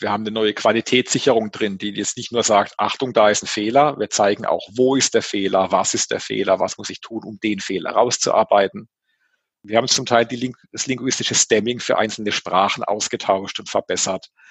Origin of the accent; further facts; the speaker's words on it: Baden-Württemberg, Germany; als Badener